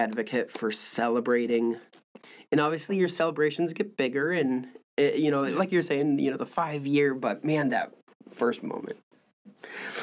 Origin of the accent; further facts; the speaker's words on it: Midwest, United States; I'm from the Midwest up there